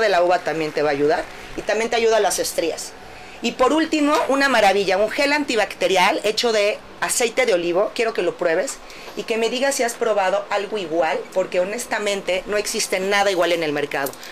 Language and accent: Spanish; Mexico; nosotros como mexicanos